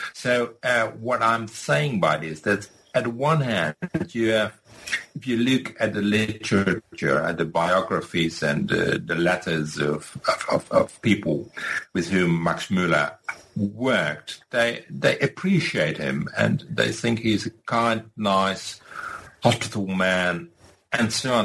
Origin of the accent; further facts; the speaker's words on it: Rotterdam, South Holland, Netherlands; also born or lived in Leiden / Groningen; I was born in Rotterdam